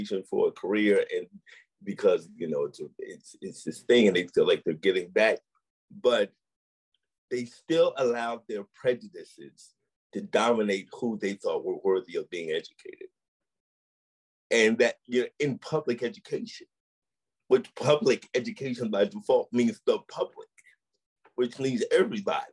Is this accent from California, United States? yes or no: no; St. Louis, Missouri, United States; growing up in St. Louis